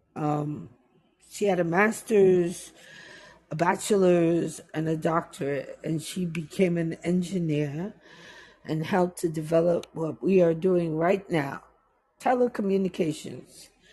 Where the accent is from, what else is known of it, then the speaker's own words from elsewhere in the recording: New York City, New York, United States; also born or lived in Jamaica; I'm a New Yorker